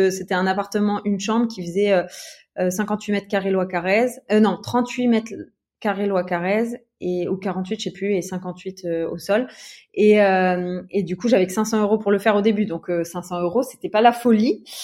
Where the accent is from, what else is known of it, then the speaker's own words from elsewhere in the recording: Metz, Grand Est, France; moved away as an adult; also born or lived in Luxembourg; now in Aix-en-Provence, France; moi, à la base, j'étais de Metz.